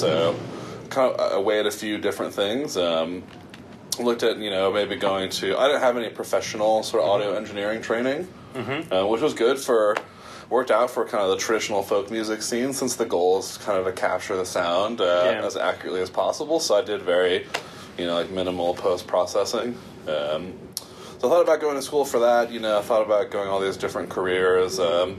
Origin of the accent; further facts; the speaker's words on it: East Coast, United States; also born or lived in New Jersey / New York / Connecticut / Virginia; And I grew up on the East Coast. So I grew up in some variation of New Jersey, New York, Connecticut, and Virginia.